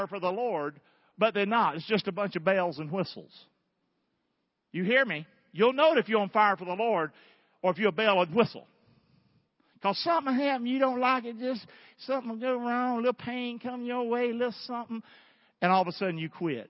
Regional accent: Rockingham, North Carolina, United States; now in Southwest Florida, United States; I'm from Rockingham, North Carolina.

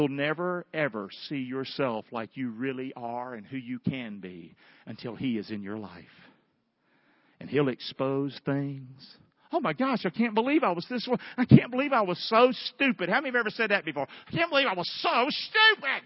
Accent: the South, United States; as a Southerner.

